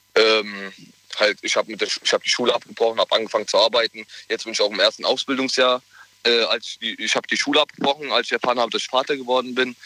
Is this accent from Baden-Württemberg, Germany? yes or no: no; Mainz, Rhineland-Palatinate, Germany; Ich komme aus Mainz.